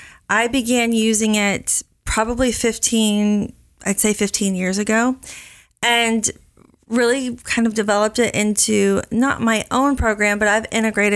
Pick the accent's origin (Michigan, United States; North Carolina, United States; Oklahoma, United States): Oklahoma, United States; moved away as an adult; also born or lived in Miami; now in Dallas, United States; Well, I am originally from Oklahoma, and I went to the University of Oklahoma.